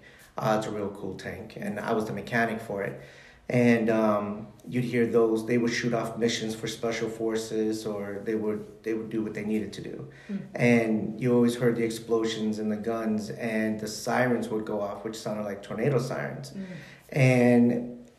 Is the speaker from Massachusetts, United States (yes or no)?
no; Chicago, Illinois, United States; I was born and raised in Chicago